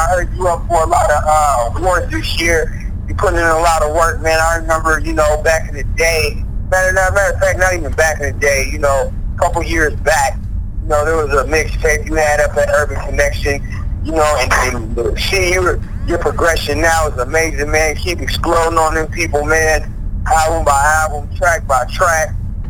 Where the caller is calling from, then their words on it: Minneapolis, Minnesota, United States; I'm calling this from Minneapolis, Minnesota.